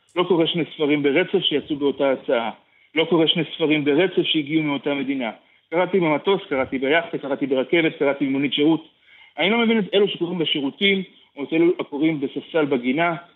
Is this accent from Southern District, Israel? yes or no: yes; Beersheba, Southern District, Israel; moved away; also born or lived in Tel Aviv; בתוך החדר שלי בבאר שבע, אה, אחר כך יצאתי ממנו לתל אביב